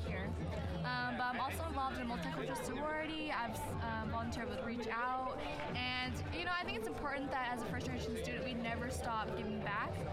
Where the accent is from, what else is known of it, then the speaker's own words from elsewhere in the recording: Aurora, Colorado, United States; I'm from Aurora, Colorado. I came from Hinckley High School.